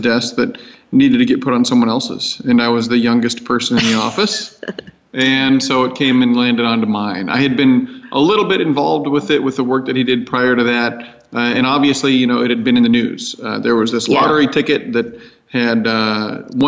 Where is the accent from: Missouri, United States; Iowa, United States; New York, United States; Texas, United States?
Iowa, United States; Decorah; When I was in high school, growing up in Decorah, Iowa